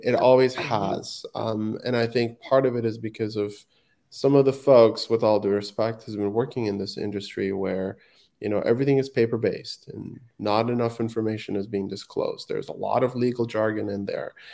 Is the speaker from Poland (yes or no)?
no; Afghanistan; now in Vancouver, Canada; I was born and raised in Afghanistan